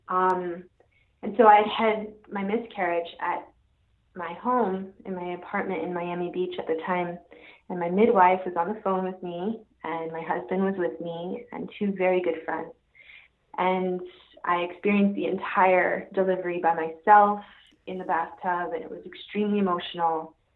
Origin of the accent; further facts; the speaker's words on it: Jamaica; now in Ocala, United States; I'm originally from Jamaica, and somehow ended up here in the forest